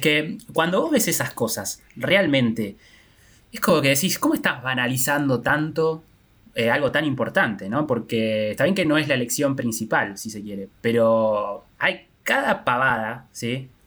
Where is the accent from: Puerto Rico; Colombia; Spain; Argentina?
Argentina; nosotros todos somos argentinos